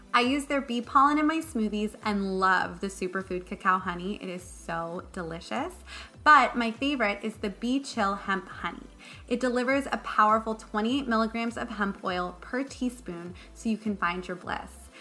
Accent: Malibu, California, United States; I'm from Malibu

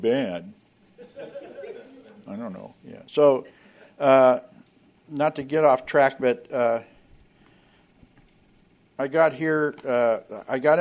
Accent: Oakland, California, United States; I was born in Oakland, California.

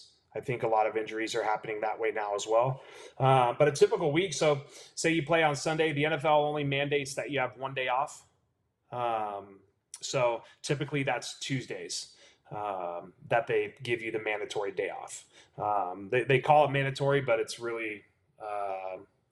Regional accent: California, United States; I'm born and raised in California

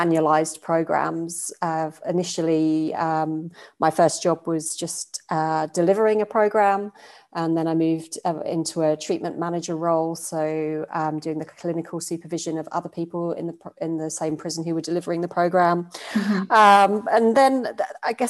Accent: United Kingdom; moved away as an adult; now in Australia; you probably pick up from my accent. I'm from the UK originally

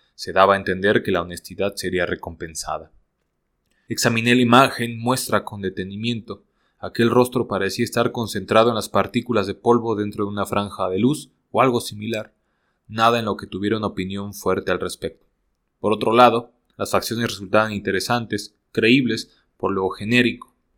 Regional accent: Mexico; soy mexicano

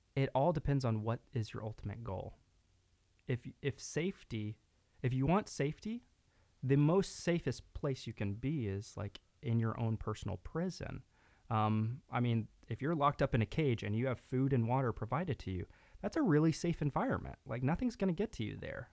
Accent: Texas, United States; also born or lived in Dallas; grew up part of my, uh, part of my life in East Texas, part in West Texas, and then kinda the rest of my life in Dallas, Fort Worth area

